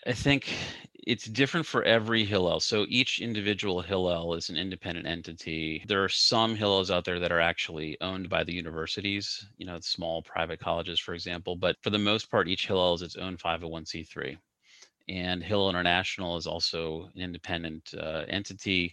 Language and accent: English; Cincinnati, Ohio, United States; I grew up in Cincinnati